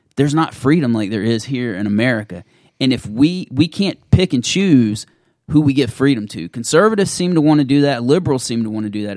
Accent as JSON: {"language": "English", "region": "the American South", "country": "United States", "said": "being a Southerner"}